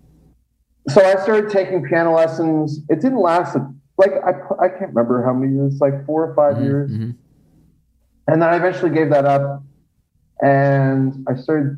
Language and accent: English; Stratford, Ontario, Canada; Stratford, yes, I am from Stratford.